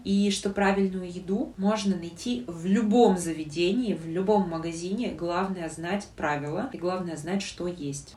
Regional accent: Yekaterinburg, Sverdlovsk Oblast, Russia; я из Екатеринбурга

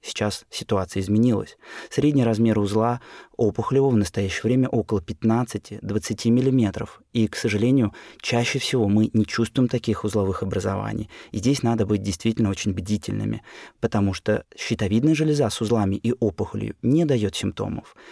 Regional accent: Saint Petersburg, Russia; Родился в Ленинграде, работаю в Санкт-Петербурге

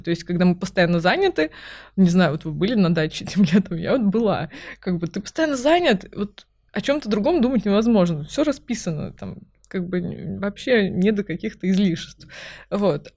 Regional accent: Kaliningrad, Kaliningrad Oblast, Russia; now in Moscow, Russia; я выросла в Калининграде

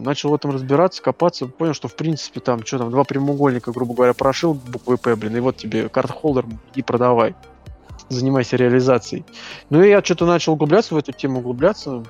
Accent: Moscow, Russia; мы из Москвы

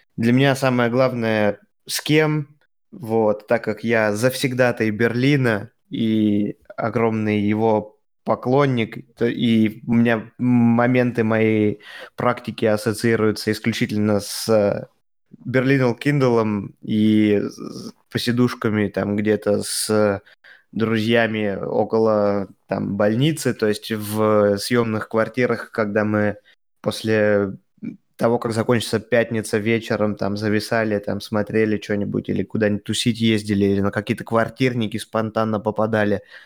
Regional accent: Russia; now in Germany; я из России

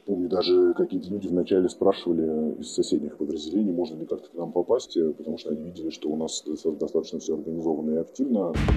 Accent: Russia; moved away as an adult; now in Ukraine; я как россиянин

